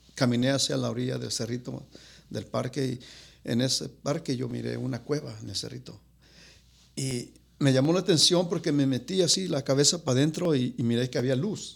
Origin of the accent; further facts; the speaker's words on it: Guadalajara, Jalisco, Mexico; moved away; ahí crecí. Ahí crecí en Guadalajara